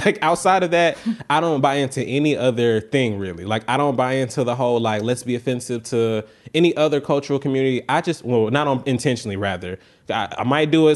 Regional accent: the South, United States; I'm from the South

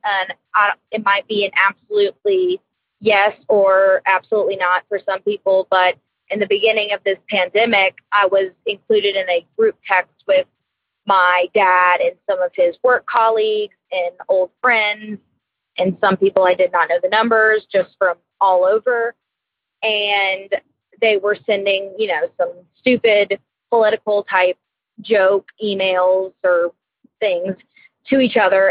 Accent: Beaumont, Texas, United States; moved away as an adult; now in New Orleans, United States; my hometown of Beaumont, Texas, back to my new home in New Orleans.

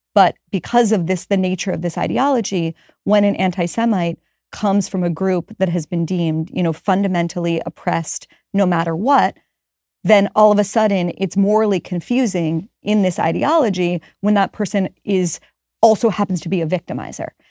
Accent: Pittsburgh, Pennsylvania, United States; moved away; I'm from Pittsburgh

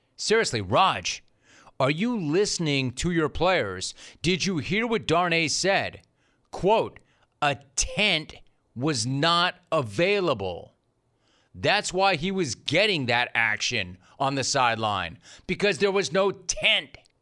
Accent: Calabasas, California, United States; We're from Calabasas High

